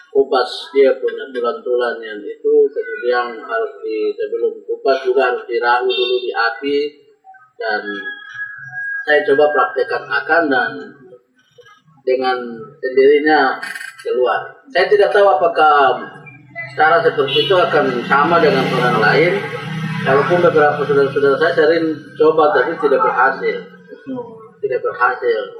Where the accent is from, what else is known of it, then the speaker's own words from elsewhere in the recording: Central Papua, Indonesia; dari suku Jadi Siam. Suku Jadi Siam adalah salah satu suku pribumi dari enam suku di bumi Kabupaten Nabire